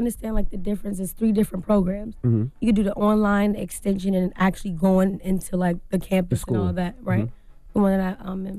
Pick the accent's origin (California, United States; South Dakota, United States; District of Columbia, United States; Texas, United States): District of Columbia, United States; Washington; I'm from Washington, D.C.